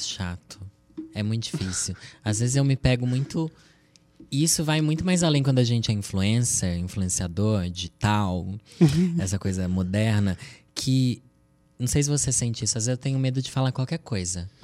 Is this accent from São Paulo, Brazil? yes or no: yes; Sorocaba, São Paulo, Brazil; Eu sou de Sorocaba, interior de São Paulo